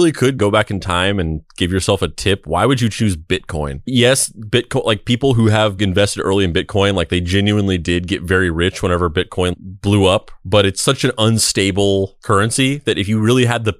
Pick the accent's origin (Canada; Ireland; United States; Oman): United States; Cave Creek, Arizona; I'm from Cave Creek and we're great.